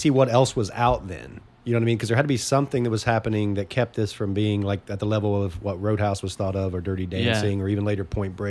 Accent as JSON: {"language": "English", "region": "southern Ohio", "country": "United States", "tie": "born or raised there", "said": "I grew up only an hour away from there. Oh, okay. I'm from Ohio, but on the southern part."}